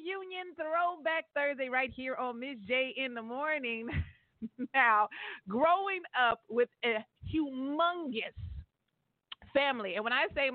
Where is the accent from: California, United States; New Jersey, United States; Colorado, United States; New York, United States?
California, United States; Stockton; my hometown in the 209